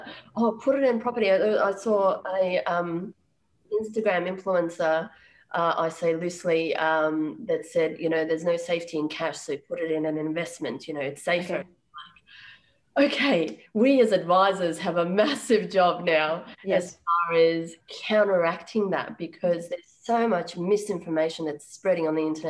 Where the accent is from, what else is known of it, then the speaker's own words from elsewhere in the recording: Sri Lanka; also born or lived in Uganda; So I was born in Uganda and I did primary school in Sri Lanka.